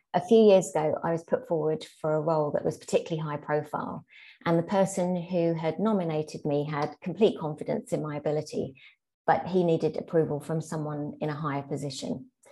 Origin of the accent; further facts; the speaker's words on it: London, United Kingdom; my childhood as a second generation British Pakistani in 70s and 80s South London